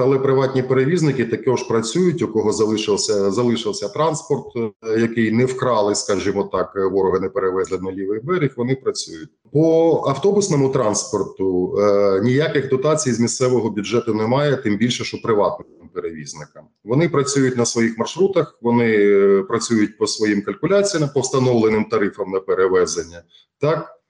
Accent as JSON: {"language": "Ukrainian", "country": "Ukraine", "said": "Ми жили у нашій вільній Україні."}